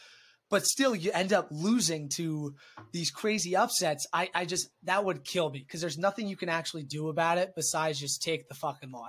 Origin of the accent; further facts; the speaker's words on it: Virginia, United States; we're obviously from Virginia